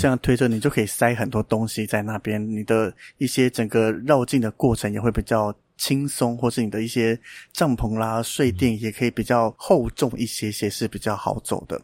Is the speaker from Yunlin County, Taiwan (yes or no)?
yes; Mailiao, Yunlin County, Taiwan; moved away; 我老家在云林卖鸟啦，所以我敢讲这个地方是很乡下的地方